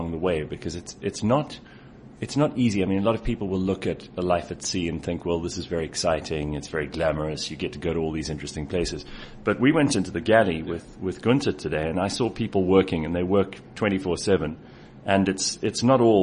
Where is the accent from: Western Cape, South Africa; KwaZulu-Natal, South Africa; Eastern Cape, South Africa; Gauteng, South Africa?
Gauteng, South Africa; Pretoria; Pretoria, my hometown